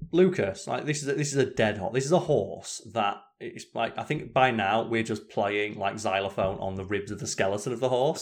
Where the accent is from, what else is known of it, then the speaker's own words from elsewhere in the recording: United Kingdom; I'm British